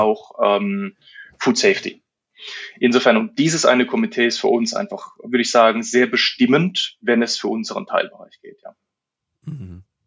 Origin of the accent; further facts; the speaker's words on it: Germany; wir sind Deutsche